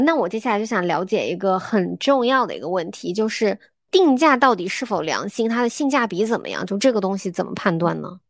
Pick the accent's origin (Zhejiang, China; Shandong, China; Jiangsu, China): Zhejiang, China; now in Beijing, China; 因为我是浙江人，我可能就只知道我们浙江的那个家乡菜